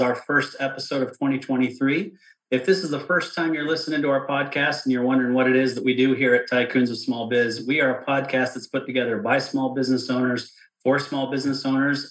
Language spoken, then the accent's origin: English; outside of Salt Lake City, Utah, United States; I grew up outside of Salt Lake City